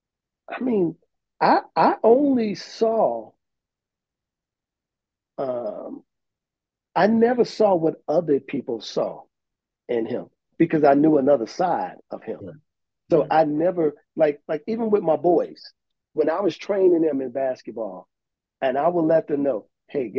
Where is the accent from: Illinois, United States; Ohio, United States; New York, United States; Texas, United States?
Illinois, United States; Chicago; we grew up in Cabrini Green